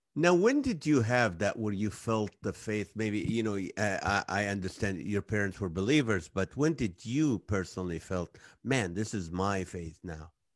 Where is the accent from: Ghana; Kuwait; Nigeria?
Kuwait; also born or lived in Israel; now in United States; I'm from Israel. I grew up in Kuwait